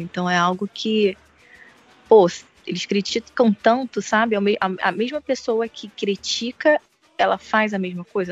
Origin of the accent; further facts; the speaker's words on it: Brazil; somos nós, brasileiros